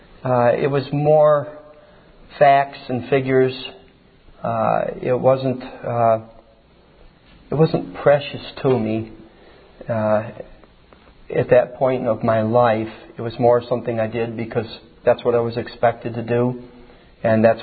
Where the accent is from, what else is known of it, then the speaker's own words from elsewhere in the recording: Hamilton, New York, United States; I was born in Hamilton, New York, which is upstate New York in the country. I'm a farm boy, and my father is Clarence and Thelma, my mother, Haflin, and grew up in rural New York.